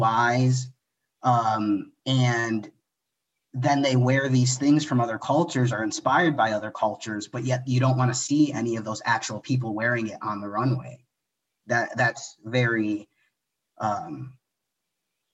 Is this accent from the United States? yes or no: yes; Michigan, United States; first language English; I am from Michigan, born and raised here, but I do identify as Mexican American.